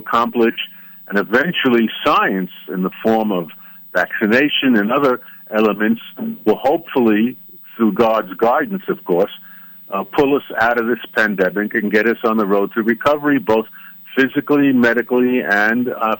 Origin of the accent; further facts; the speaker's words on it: United States; now in Israel; I grew up in America